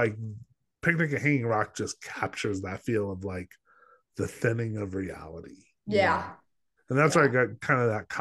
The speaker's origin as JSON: {"language": "English", "region": "New Mexico", "country": "United States", "said": "I'm from New Mexico"}